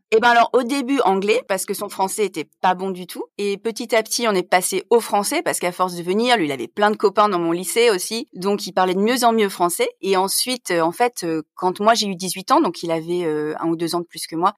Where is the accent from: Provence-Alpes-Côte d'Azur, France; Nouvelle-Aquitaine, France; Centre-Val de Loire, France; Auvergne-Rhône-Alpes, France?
Provence-Alpes-Côte d'Azur, France; Nice; moved away as an adult; also born or lived in Troisdorf, Germany; now in Bonn, Germany; Je suis née à Nice, où euh, j'ai grandi avec ma mère